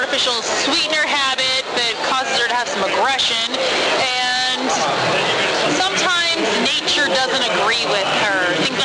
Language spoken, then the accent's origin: English; Arizona, United States; I'm from Arizona